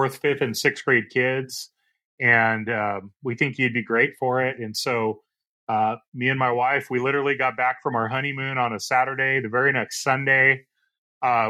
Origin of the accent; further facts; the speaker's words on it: Orange, California, United States; I was born and raised in Orange, California